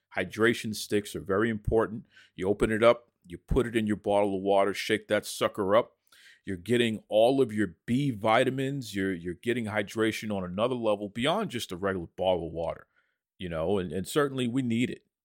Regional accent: Boston, Massachusetts, United States; I'm legitimately born and raised in Boston, I'm originally from Dorchester, so legit Boston

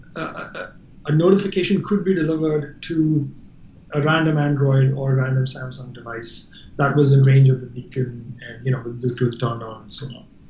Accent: India; I'm Indian

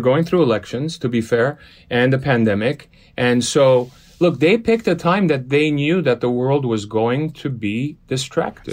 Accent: Los Angeles, California, United States; first language Armenian; English is a second language; also born or lived in Beirut, Lebanon; I was born in Lebanon. I was born in Beirut. Uh, seven years old, we migrated to L A when the Lebanese, uh, Lebanese Civil War started. Grew up in Los Angeles

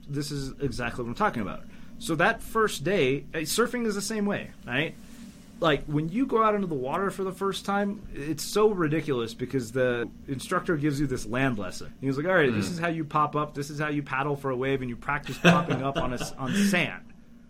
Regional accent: Canada; I grew up in Canada. I'm going to have at least that going.

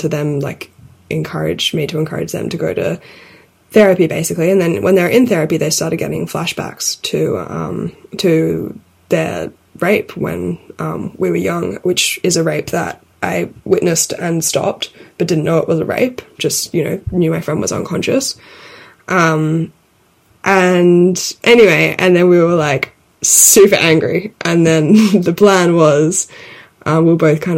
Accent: Sydney, New South Wales, Australia; moved away as an adult; also born or lived in London; we grew up in Sydney together

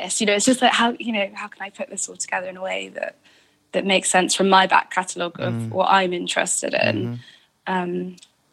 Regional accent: United Kingdom; being British

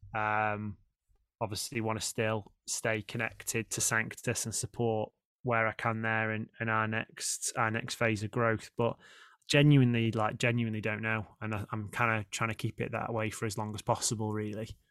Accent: Stoke-on-Trent, West Midlands, United Kingdom; moved away as an adult; I grew up in Stoke

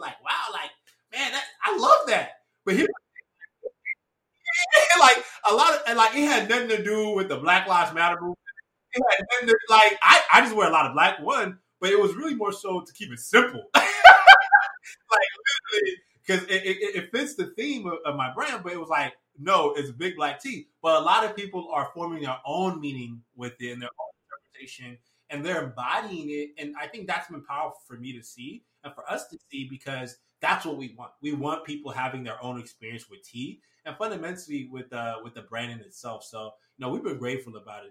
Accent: United States; also born or lived in Nigeria; I've lived in Nija up until I was six

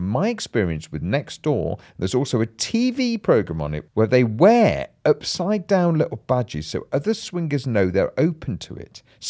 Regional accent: Bolton, North West England, United Kingdom; I'm from Bolton.

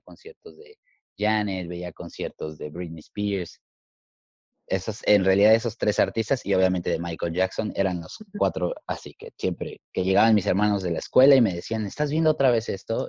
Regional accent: Mexico City, Mexico; moved away as an adult; also born or lived in New York, United States; now in Los Angeles, United States; soy nacido en la, bueno, en la Ciudad de México y crecí ahí también

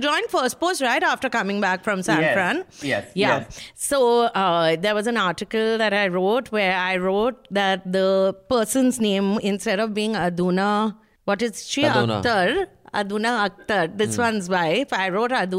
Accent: West Bengal, India; born or raised there; moved away

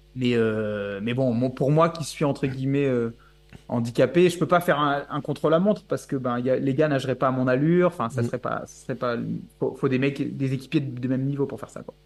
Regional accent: Bourges, Centre-Val de Loire, France; moved away; je viens de Bourges à la base

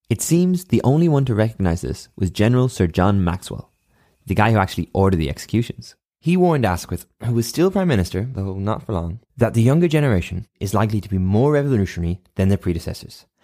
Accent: Ireland; as an Irishman

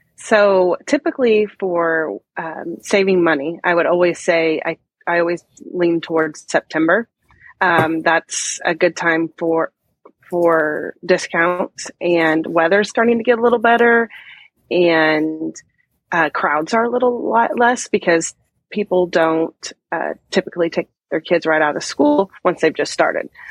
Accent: Midwest, United States; I'm from the Midwest

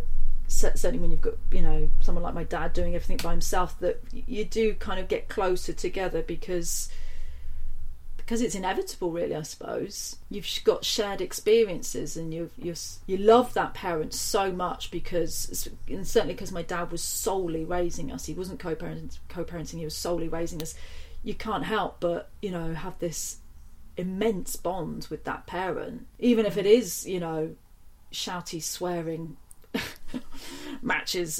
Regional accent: Nailsea, South West England, United Kingdom; I grew up in a town just outside of Bristol

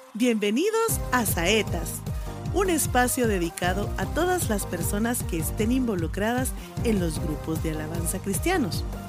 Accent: Guatemala; Nosotros somos pues, de Guatemala

